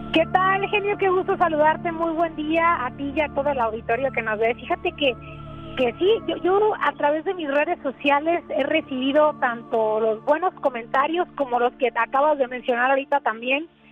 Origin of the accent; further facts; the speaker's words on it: Sonora, Mexico; moved away as an adult; also born or lived in United States; yo soy originaria de Sonora, trabajo para la televisora